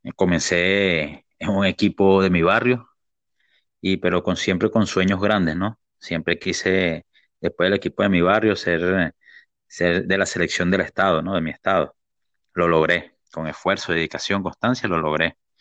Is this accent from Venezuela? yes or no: yes; Venezuela; moved away as an adult; now in Lima, Peru; De, de mi tierra, Venezuela